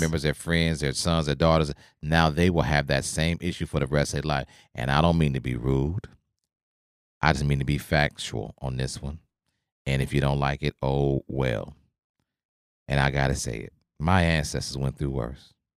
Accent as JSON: {"language": "English", "region": "Oklahoma", "country": "United States", "tie": "born or raised there", "said": "I grew up in Oklahoma"}